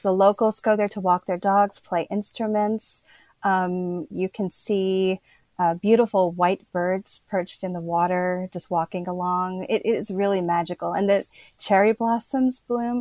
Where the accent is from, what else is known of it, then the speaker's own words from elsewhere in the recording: Pennsylvania, United States; moved away as an adult; now in Kyoto, Japan; I'm originally from Pennsylvania in the United States